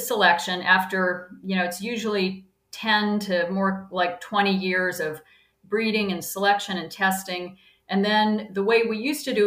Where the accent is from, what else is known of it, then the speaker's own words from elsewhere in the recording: North Carolina, United States; moved away; I grew up in North Carolina, and I just thought it was normal for my family